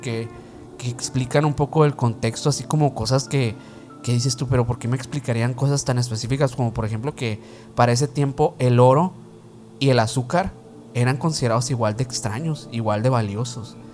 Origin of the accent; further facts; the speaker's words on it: Sonora, Mexico; aquí en la aquí donde somos eh, de Sonora